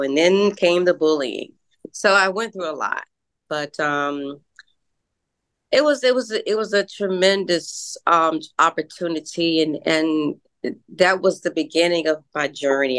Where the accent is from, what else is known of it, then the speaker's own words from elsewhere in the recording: Washington, District of Columbia, United States; we reside uh, in the suburbs, uh, Washington D.C. area.